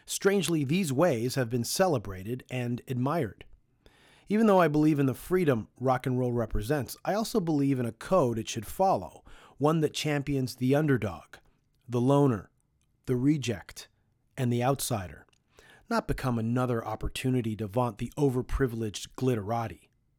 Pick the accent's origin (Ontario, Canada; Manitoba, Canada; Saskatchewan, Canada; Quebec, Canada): Ontario, Canada; Toronto; There have often been times when someone on the road finds out we're from Toronto and asks us if we know Dan Burke.